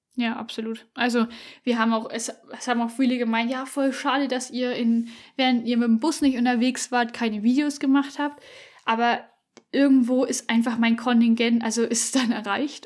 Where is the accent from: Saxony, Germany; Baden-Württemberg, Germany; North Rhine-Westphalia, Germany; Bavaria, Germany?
Bavaria, Germany; Upper Franconia, Fichtel Mountains; moved away; also born or lived in Allgäu; wir kommen aus Oberfranken, ähm, Richtung tschechische Grenze ist es praktisch. Genau, Fichtelgebirge.